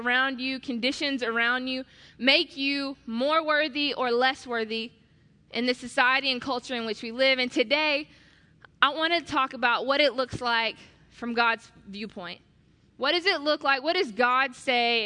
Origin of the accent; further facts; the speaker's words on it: Atlanta, Georgia, United States; I'm from Atlanta